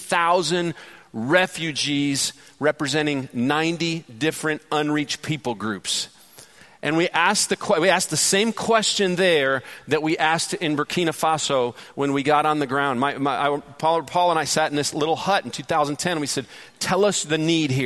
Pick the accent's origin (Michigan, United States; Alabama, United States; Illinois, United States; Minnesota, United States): Michigan, United States; Detroit; now in Georgia, United States; Detroit, Michigan, which is my hometown